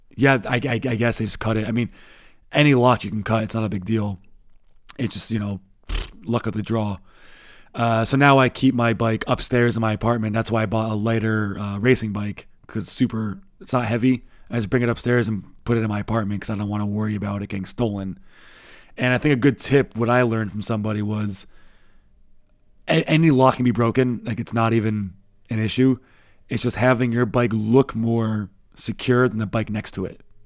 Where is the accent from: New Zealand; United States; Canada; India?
United States; now in Berlin, Germany; we are American